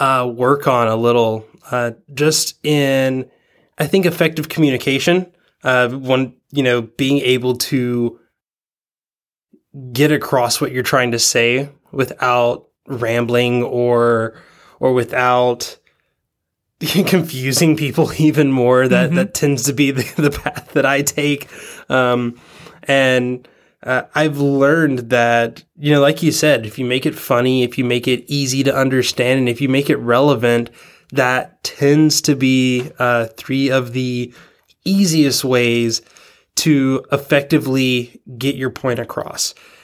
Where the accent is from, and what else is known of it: Georgia, United States; born or raised there; also born or lived in Tennessee